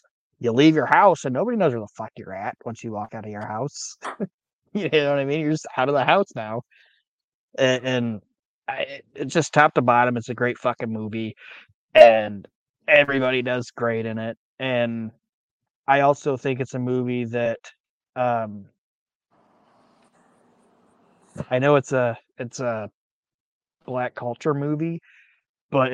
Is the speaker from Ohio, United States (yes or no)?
yes; Toledo, Ohio, United States; Nate and I grew up on Chestnut Street in Toledo